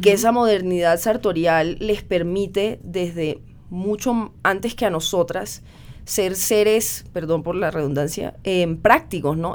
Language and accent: Spanish; Cartagena, Bolívar, Colombia; donde crecí, en Cartagena de Indias